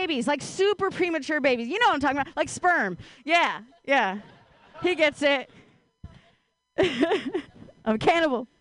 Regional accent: Ohio, United States; now in Bay Area, United States; I grew up in Ohio

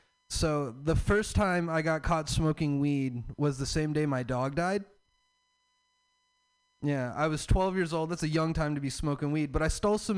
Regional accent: the South, United States; I'm from the South.

